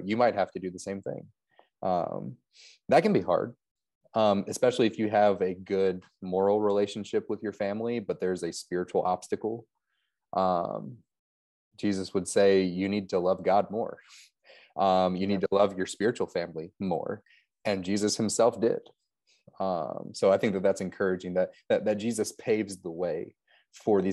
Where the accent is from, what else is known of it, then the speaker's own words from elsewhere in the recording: Louisville, Kentucky, United States; now in Gettysburg, United States; North Central Kentucky, around Louisville.